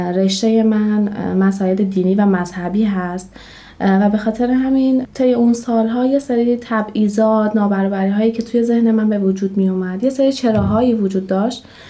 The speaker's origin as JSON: {"language": "Persian", "town": "Shiraz", "region": "Fars", "country": "Iran", "said": "29 سالمه و اهل شیراز هستم"}